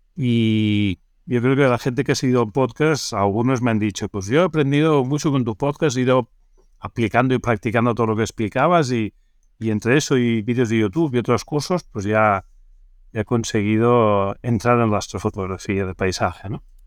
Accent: Barcelona, Catalonia, Spain; yo soy nacido en Barcelona

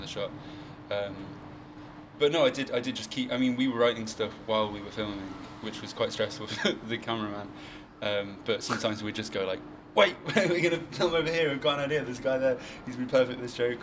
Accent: New Forest, South East England, United Kingdom; i'm from like the new forest

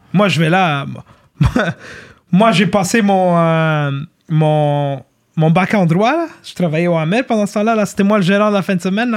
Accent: Montreal, Quebec, Canada; also born or lived in Laval; j'ai grandi à Ville-Saint-Laurent, j'ai grandi à Laval-des-Rapides

